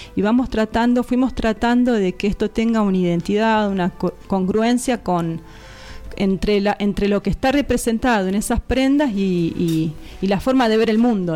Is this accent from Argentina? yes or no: yes; Patagonia, Argentina; also born or lived in Buenos Aires; now in Los Molles, Argentina; yo soy patagónica